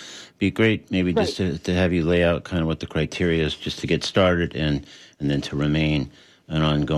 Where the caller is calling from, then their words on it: Florida, United States; I'm talking from Florida.